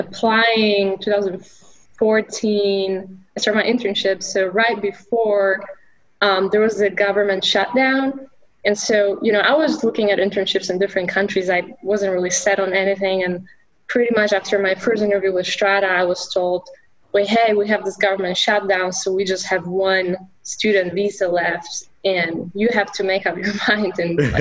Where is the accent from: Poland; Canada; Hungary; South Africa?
Poland; English is a second language; moved away as an adult; now in United States; I grew up in Poland, so I was studying English